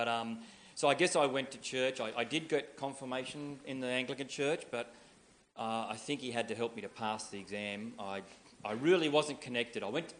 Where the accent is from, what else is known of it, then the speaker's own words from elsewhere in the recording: Leeton, New South Wales, Australia; I grew up in Leeton. I could tell you when, quite some time ago. I grew up on a farm.